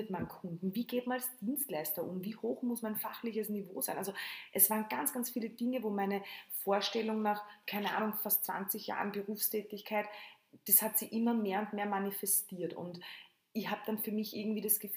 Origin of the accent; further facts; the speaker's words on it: Lower Austria, Austria; moved away as an adult; also born or lived in Tulln; now in Vienna, Austria; bin aus Niederösterreich, also wirklich am, am, am Land zu Hause und bin dann 2003 nach Wien gegangen